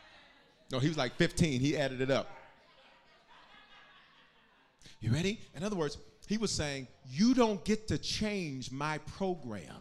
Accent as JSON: {"language": "English", "town": "Denver", "region": "Colorado", "country": "United States", "said": "I am from North Denver"}